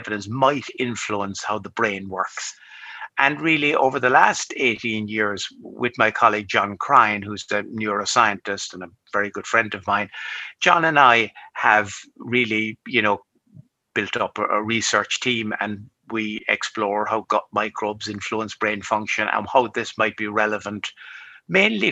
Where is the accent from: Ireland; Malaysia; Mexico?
Ireland; Cork, Munster; also born or lived in New York / London / Dublin; I studied medicine in my hometown, which is here in Cork.